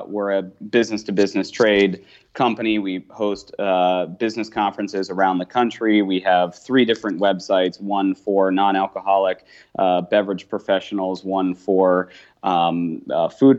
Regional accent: California, United States; moved away as an adult; now in Boston, United States; I'm originally from California and was living out there or had lived out there pretty much my entire life until I moved to Boston at the end of 2011

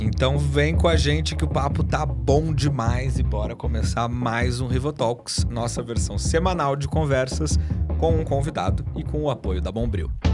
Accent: Rio Grande do Sul, Brazil; eu sou gaúcho

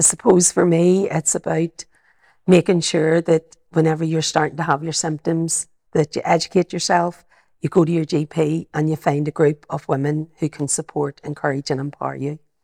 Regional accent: Belfast, Northern Ireland, United Kingdom; accent: Belfast; I've got my, my Belfast accent

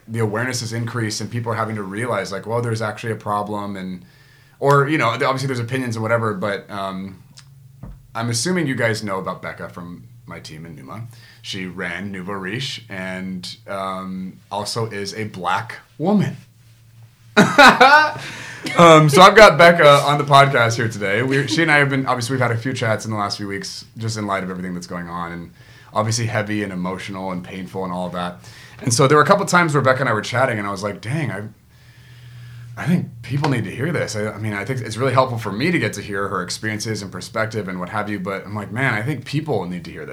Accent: Guam; moved away; I grew up in Guam

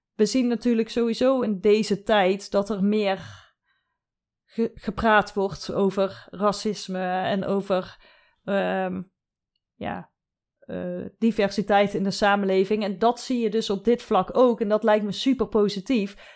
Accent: southern Netherlands, Netherlands; ik kom uit het zuiden van Nederland, daar wordt carnaval gevierd

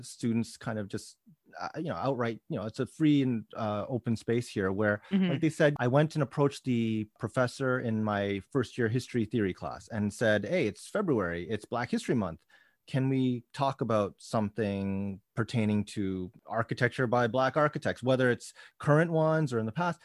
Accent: Toronto, Ontario, Canada; also born or lived in Waterloo; I'm from Toronto

